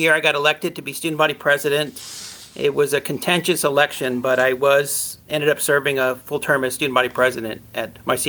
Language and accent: English; Los Angeles, California, United States; also born or lived in New York; now in San Rafael, United States; I was born in New York, but at the age of one, moved to the San Fernando Valley down in Los Angeles, and that's where I grew up.